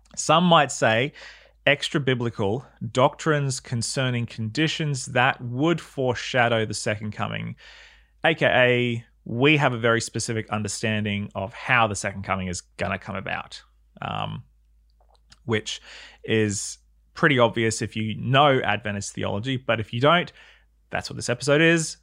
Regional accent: New South Wales, Australia; I remember being a kid growing up in New South Wales

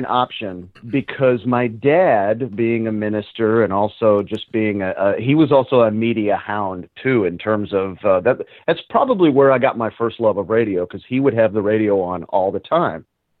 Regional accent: North Richland Hills, Texas, United States; Funny thing, I hated the Cowboys when I was growing up

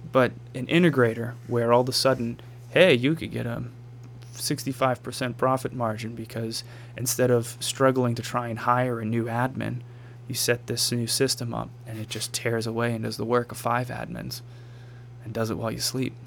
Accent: Marshfield, United States; also born or lived in Raleigh, North Carolina / Washington, District of Columbia, United States; I grew up around the corner. I grew up on Main Street wow. here in Marshfield

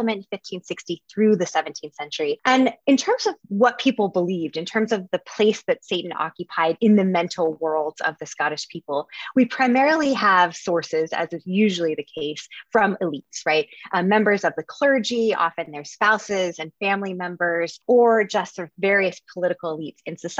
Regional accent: Dallas, Texas, United States; I'm from Texas, grew up in Dallas

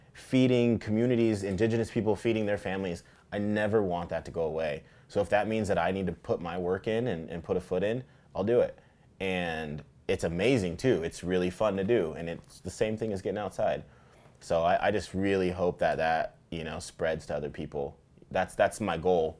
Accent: Tacoma, Washington, United States; I grew up fishing here in Tacoma

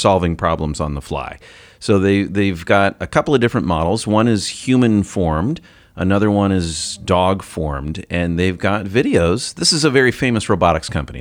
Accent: United States; as an American

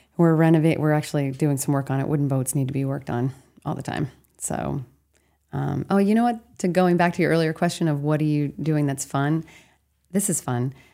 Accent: Castine, Maine, United States; I'm from the Castine Down East area

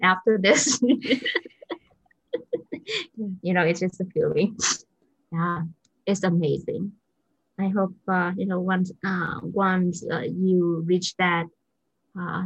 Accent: Vietnam; English is a second language; moved away as an adult; so I'm from Vietnam

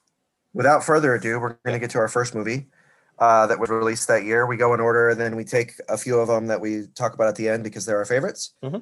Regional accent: South Florida, United States; I am from South Florida

